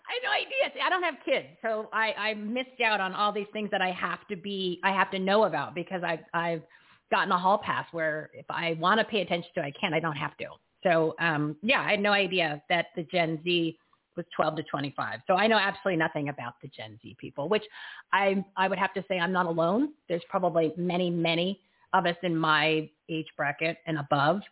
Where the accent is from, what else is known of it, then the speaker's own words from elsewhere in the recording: New Jersey, United States; I grew up in New Jersey